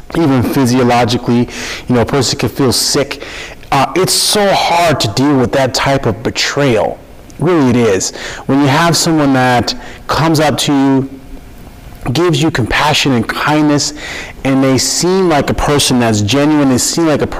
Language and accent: English; Minnesota, United States; I'm born and raised in Minnesota, and I love it. From Minnesota, I love it here.